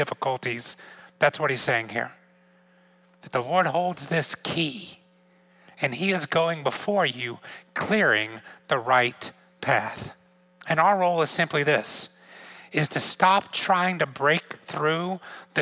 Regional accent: Georgia, United States; moved away as an adult; also born or lived in outside of Atlanta, Georgia; now in New York, United States; I grew up in Georgia

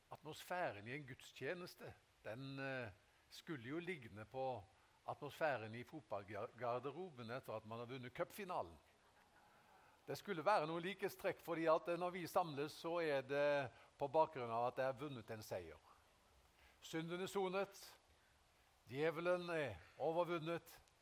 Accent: Haugesund, Rogaland, Norway; jeg ble frelst i 1974 hjemme i Haugesund

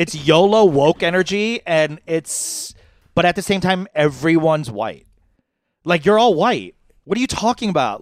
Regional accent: New York, United States; I'm from New York

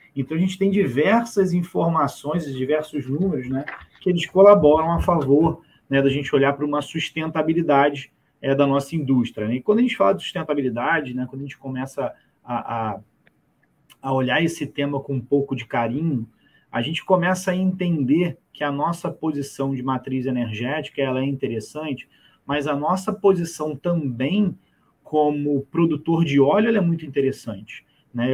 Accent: Brazil; a gente, como brasileiro

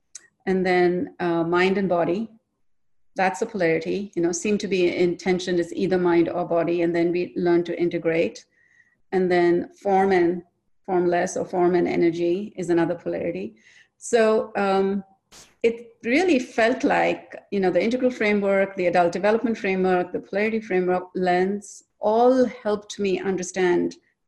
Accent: India; I'm originally from India, and I like to say from neither here nor there, because my father is from the north, my mother's from the south.

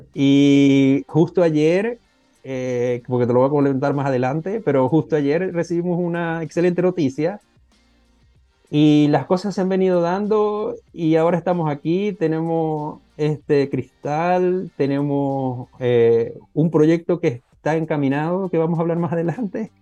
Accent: Venezuela; moved away; soy venezolano, estudié en Venezuela esa parte de la licenciatura

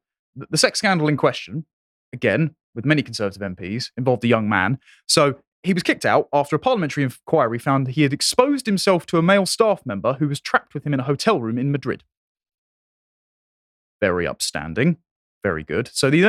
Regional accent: England, United Kingdom; Yeah, we're English. We're going to grumble about the weather.

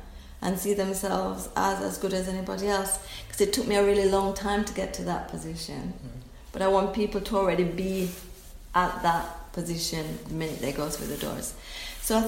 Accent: Jamaica; I'm Jamaican.

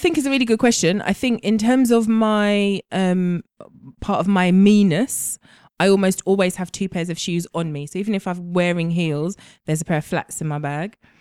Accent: Jamaica; I'm Jamaican

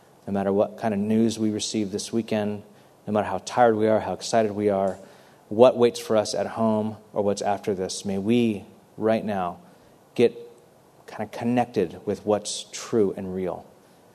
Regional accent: Bakersfield, California, United States; moved away as an adult; now in San Francisco, United States; I'm from Bakersfield

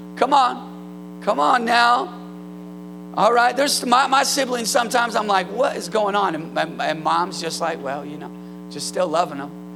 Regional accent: Northern California, United States; Northern California, where I'm from

